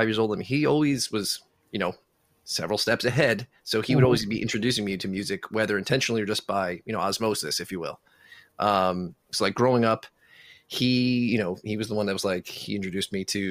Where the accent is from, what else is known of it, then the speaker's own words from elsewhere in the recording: Selden, New York, United States; I grew up in Selden. Okay. Went to New Lane Elementary, Selden Middle School, and Newfield High School